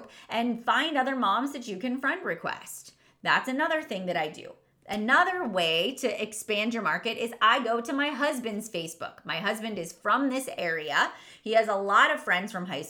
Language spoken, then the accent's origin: English; Irwin, Pennsylvania, United States; my hometown where I grew up, Irwin, Pennsylvania